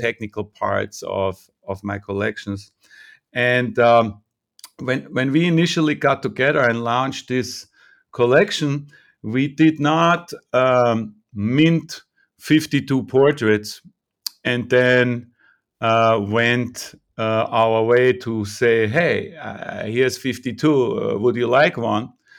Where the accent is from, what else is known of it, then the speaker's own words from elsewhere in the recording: Vienna, Austria; moved away as an adult; also born or lived in New York; now in California, United States; I'm born in Vienna, Austria. Mm, so I grew up in Vienna in the 70s